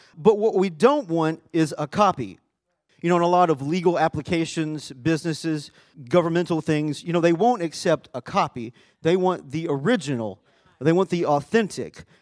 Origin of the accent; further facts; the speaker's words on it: Arkansas, United States; now in Texas, United States; my home is Texas, but my family home is in Arkansas.